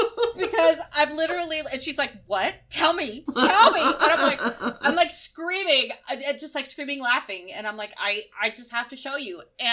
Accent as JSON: {"language": "English", "region": "Michigan", "country": "United States", "tie": "born there", "said": "I was born in Michigan."}